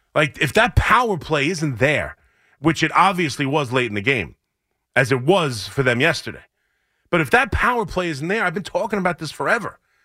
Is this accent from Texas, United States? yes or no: no; Long Island, New York, United States; growing up on Long Island